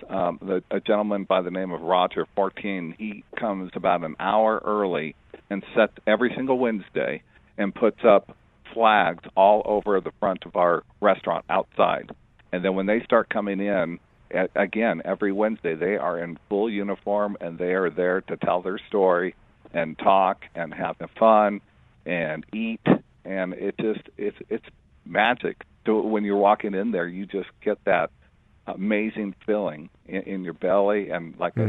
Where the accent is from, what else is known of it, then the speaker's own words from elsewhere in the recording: Greeley, Colorado, United States; I grew up in Greeley